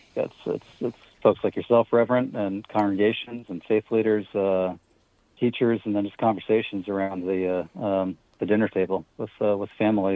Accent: Pennsylvania, United States; moved away; I'm originally from Pennsylvania.

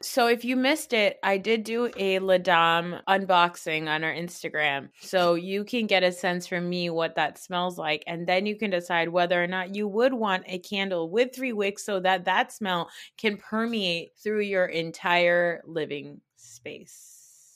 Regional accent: New Jersey, United States; I'm from New Jersey

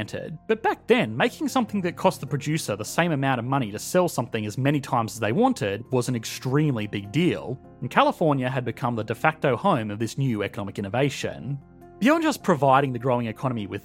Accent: Australia; as an Australian

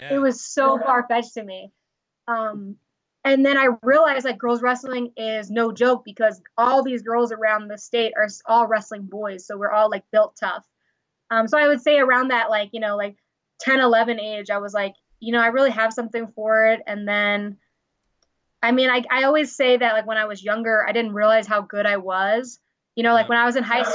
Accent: Long Island, New York, United States; I'm originally from Long Island, New York

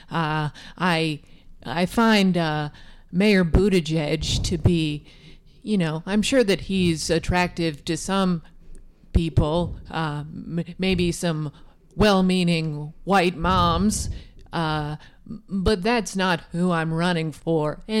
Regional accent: Midwest, United States; I'm born and raised in the Midwest. I'm a salt of the earth woman.

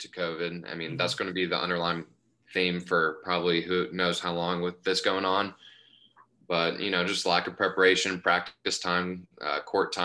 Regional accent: Dallas, Texas, United States; growing up in Dallas

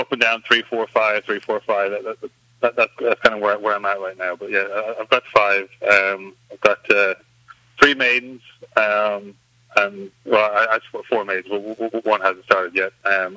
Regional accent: Ireland; moved away as an adult; now in United States; Growing up in Ireland, there's obviously it's a much more kind of rural setting, so there was always horses around, I grew up show jumping and hunting

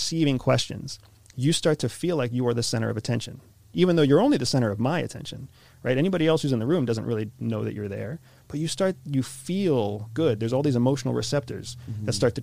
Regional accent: United States; accent: American; mine's an American accent

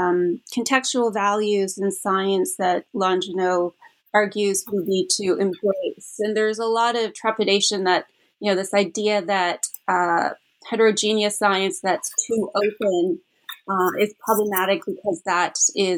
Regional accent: Canada; moved away; I'm originally from Canada

